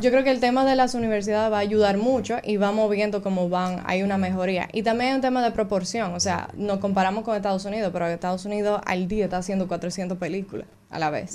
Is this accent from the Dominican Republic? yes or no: yes; Cabrera, María Trinidad Sánchez, Dominican Republic; also born or lived in Río San Juan; yo soy de Cabrera y Río San Juan